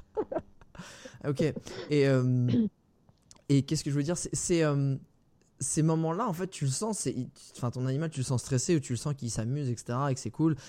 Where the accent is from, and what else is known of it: France